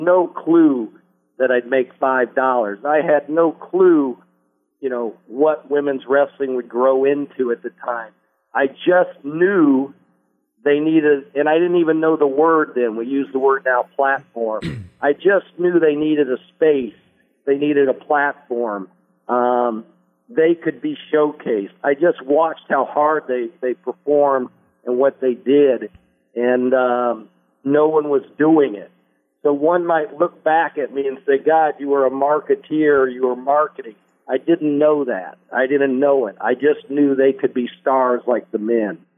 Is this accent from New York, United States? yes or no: no; Indianapolis, Indiana, United States; moved away as an adult; also born or lived in Los Angeles; my hometown of Indianapolis